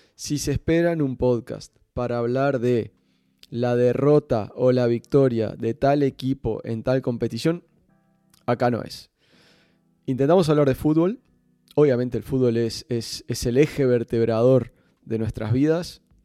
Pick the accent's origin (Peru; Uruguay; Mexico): Uruguay; Montevideo; moved away as an adult; now in Barcelona, Spain; soy uruguayo, Nací hace 40 años en la ciudad de Montevideo, pero desde hace desde el 2005 que vivo en Barcelona